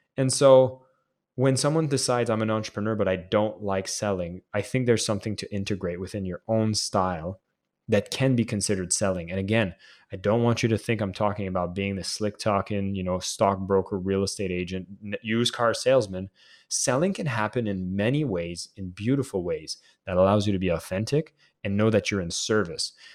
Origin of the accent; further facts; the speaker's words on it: Canada; as a Canadian kid